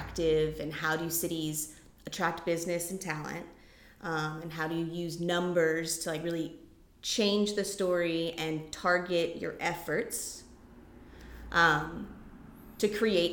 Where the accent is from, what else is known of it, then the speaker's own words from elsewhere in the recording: Lafayette, Louisiana, United States; moved away as an adult; also born or lived in New Orleans, Louisiana / Montana; I was born and raised in Lafayette